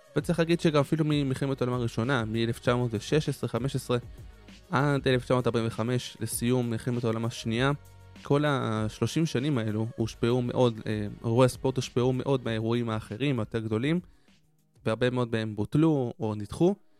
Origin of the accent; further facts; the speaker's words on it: Israel; לנו כישראלים וכיהודים